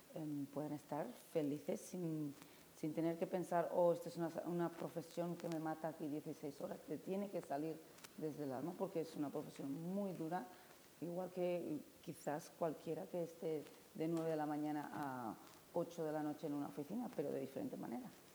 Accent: San Sebastián, Basque Country, Spain; now in Fez, Morocco; yo nací en San Sebastián

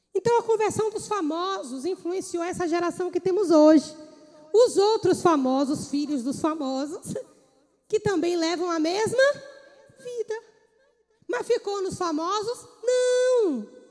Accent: Bahia, Brazil; moved away; Eu morava na Bahia, sou baiana

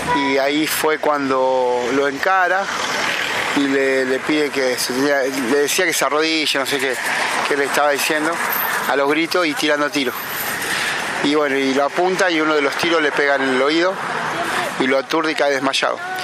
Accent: Pergamino, Buenos Aires Province, Argentina; moved away as an adult; also born or lived in San Luis / Almagro, Buenos Aires; now in Buenos Aires, Argentina; nacido y criado en Pergamino, provincia de Buenos Aires

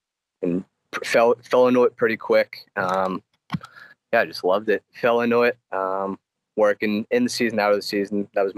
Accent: Needham, Massachusetts, United States; born and raised in Needham, Massachusetts.

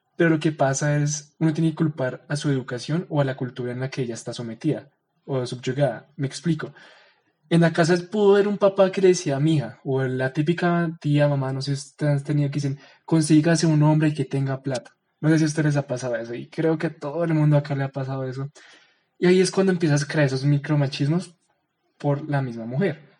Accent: Bogotá, Colombia; nosotros somos bogotanos, ¿no? Somos colombianos

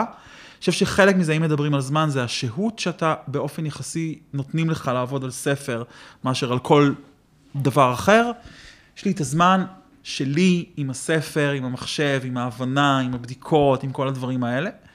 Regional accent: Israel; born or raised there

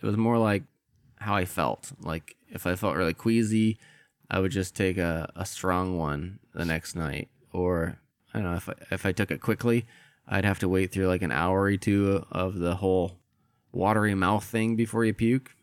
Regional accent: Midwest, United States; I grew up in the Midwest

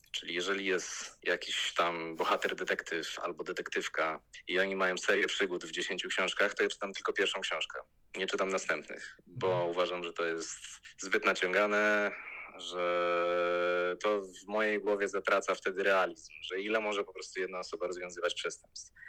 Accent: Łódź, Łódź Voivodeship, Poland; ja też jestem z Łodzi, kończył to liceum, które ja kończyłem

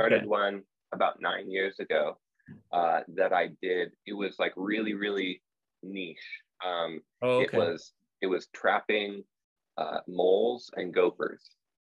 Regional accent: Troutdale, Oregon, United States; also born or lived in California / Portland, Oregon; my parents moved up here to Portland, and we've been here ever since. So I was raised just a little bit outside of Portland, in a town called Troutdale, little suburb. And now we live in Portland proper.

